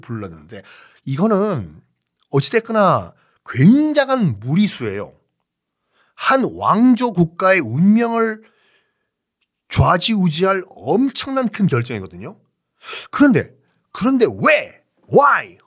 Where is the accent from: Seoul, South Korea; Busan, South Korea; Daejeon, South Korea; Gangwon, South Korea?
Busan, South Korea; 저는 어렸을 때 부산 사람이기 때문에 납셈이라는 걸 생선을 굉장히 많이 먹고 자랐거든요.